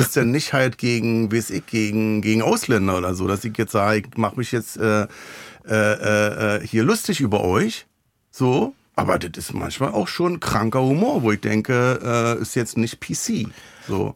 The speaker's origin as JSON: {"language": "German", "region": "Berlin", "country": "Germany", "said": "Ich komme halt aus dem Wedding"}